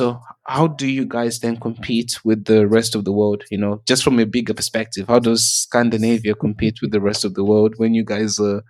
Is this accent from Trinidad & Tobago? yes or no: no; South Africa; Because like when I grew up in South Africa, my family lives in Zimbabwe